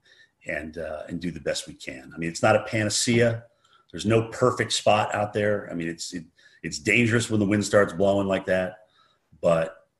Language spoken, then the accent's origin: English; White River Junction, Vermont, United States; growing up in White River Junction, Vermont